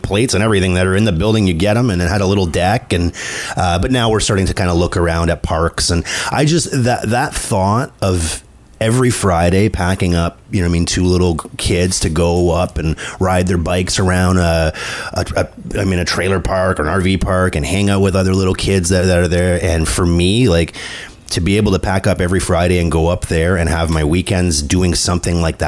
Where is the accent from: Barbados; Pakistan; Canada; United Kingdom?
Canada; I'm French Canadian